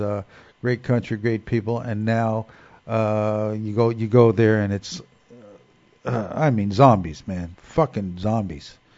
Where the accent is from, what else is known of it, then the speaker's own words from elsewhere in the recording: Newark, New Jersey, United States; Growing up in Newark, New Jersey